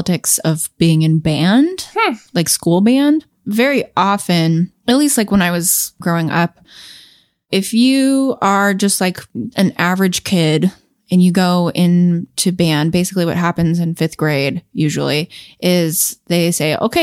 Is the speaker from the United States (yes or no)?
yes; California, United States; I'm from California and I live in Los Angeles part time